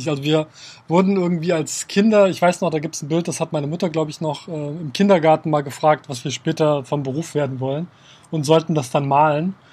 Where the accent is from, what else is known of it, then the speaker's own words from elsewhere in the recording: Kassel, Hesse, Germany; Ich bin in Kassel aufgewachsen, direkt, äh, also außerhalb von Kassel, in der Nähe von einem Wald